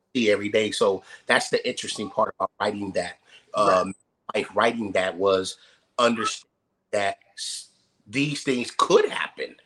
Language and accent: English; Youngstown, Ohio, United States; moved away as an adult; I came out here in '92. You know, um, from I'm from Youngstown, Ohio.